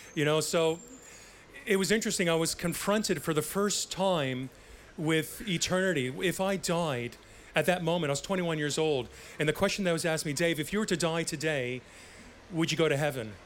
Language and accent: English; Canada; growing up in Canada